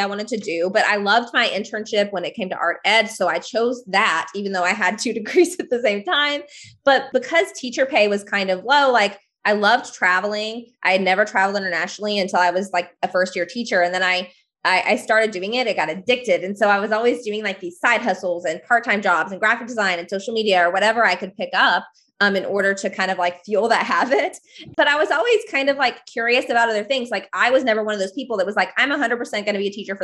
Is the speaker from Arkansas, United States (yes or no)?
yes; Northwest Arkansas, United States; I am from Northwest Arkansas. I live in the Ozark Mountains